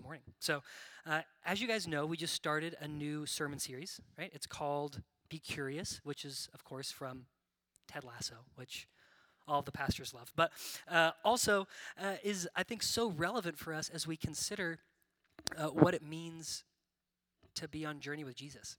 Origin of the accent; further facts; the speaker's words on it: Bakersfield, California, United States; moved away as an adult; now in Nashville, United States; I grew up in California and I moved out here for school